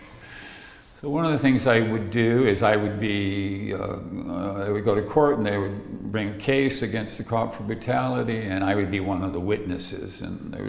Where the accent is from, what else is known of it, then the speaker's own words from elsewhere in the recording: the South, United States; moved away; also born or lived in Santa Barbara; I grew up in the South in a lot of poverty